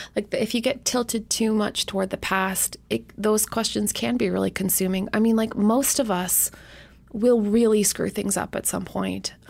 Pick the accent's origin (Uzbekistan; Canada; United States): Canada; moved away; even as a Canadian